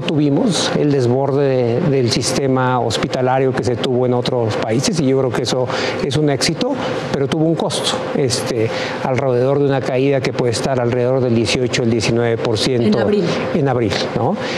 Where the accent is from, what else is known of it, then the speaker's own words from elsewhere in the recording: Tula, Hidalgo, Mexico; la de Tula, de donde soy, este, ahí donde soy oriundo